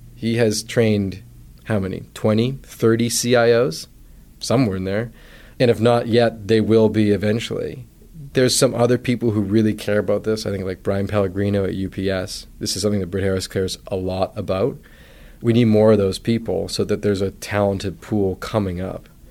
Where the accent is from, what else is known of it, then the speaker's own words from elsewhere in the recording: Vancouver Island, British Columbia, Canada; moved away as an adult; also born or lived in United States; I grew up knowing on Vancouver Island.